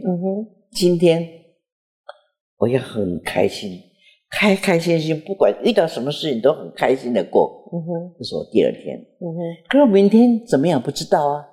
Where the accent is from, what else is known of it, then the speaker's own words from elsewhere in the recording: Jiufen, New Taipei, Taiwan; 我是九份出生的